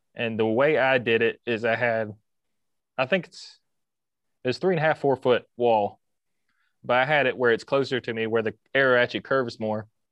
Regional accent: Carrollton, Georgia, United States; accent: southern; also born or lived in Costa Rica / Kennesaw, Georgia; lived in Kennesaw before we moved to Carrollton

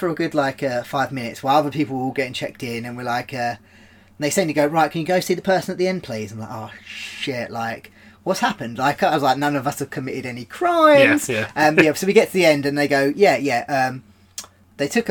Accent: Brentwood, East of England, United Kingdom; also born or lived in Bedford; I was born in Brentwood. I lived very briefly in Bedford.

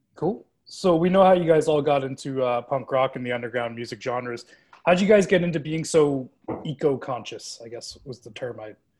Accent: Canada; we're Canadian

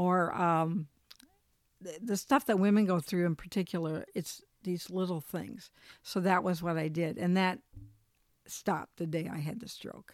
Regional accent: Michigan, United States; also born or lived in Colorado; we're from Michigan, but we lived in Colorado, moved back to Michigan

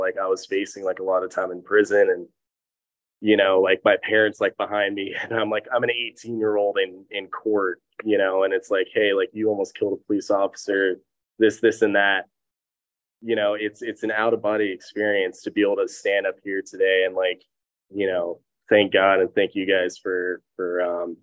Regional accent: Laguna Niguel, California, United States; also born or lived in Upland, California / Jacksonville, Florida; I actually grew up here

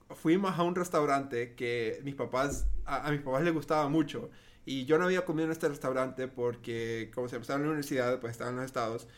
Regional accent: Honduras; also born or lived in United States; originalmente soy de Honduras

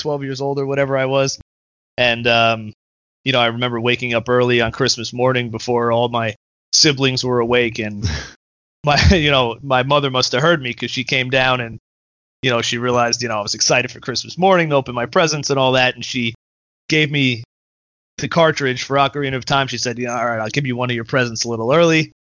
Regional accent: Pleasantville, New York, United States; also born or lived in Brooklyn, New York; I grew up in a pretty small pretty small town where everyone knew each other.

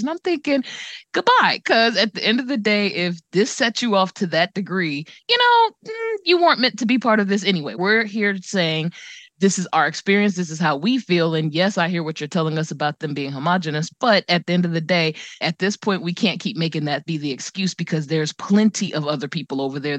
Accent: United States; I'm an American

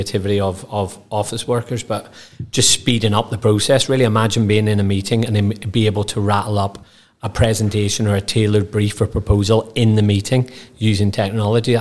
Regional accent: Northern Ireland, United Kingdom; growing up in Northern Ireland, having bright ginger hair and a face like this

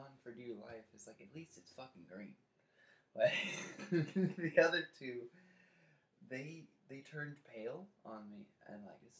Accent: Canada; Take, for example, as Canadian guys, we...

